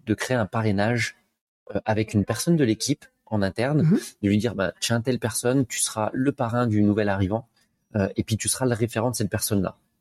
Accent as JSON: {"language": "French", "country": "France", "moved": "as an adult", "lives_now": "Montreal, Canada", "said": "je suis français, comme ça s'entend"}